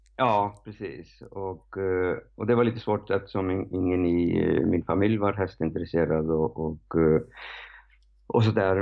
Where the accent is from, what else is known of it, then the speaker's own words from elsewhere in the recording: Reykjavik, Capital Region, Iceland; Swedish is a second language; moved away as an adult; now in Sweden; jag är uppväxt på Island